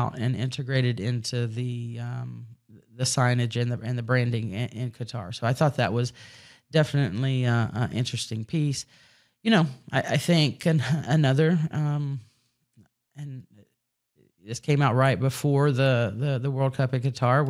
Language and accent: English; Caldwell, Texas, United States; growing up in Caldwell, Texas, 3,500 people